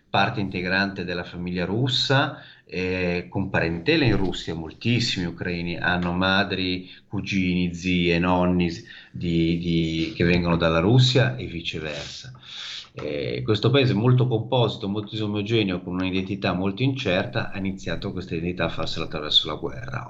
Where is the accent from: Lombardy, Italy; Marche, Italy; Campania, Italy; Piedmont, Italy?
Lombardy, Italy; Milan; moved away as an adult; now in Odessa, Ukraine; io sono di Milano